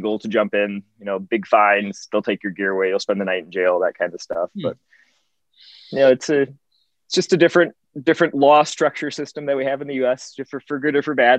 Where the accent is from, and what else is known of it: Rockton, Illinois, United States; born or raised there; moved away as an adult; now in Sacramento, United States